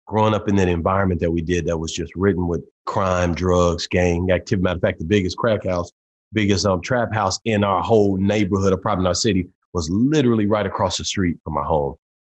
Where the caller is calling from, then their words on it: Tulsa, Oklahoma, United States; Tulsa, Oklahoma, at the home office in Tulsa, man. I've got an office in Dallas and one in Tulsa, Oklahoma.